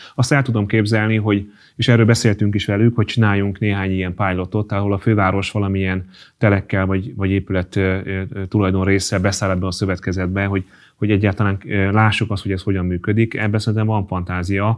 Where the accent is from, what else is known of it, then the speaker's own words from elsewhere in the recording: Hungary; magyar vagyok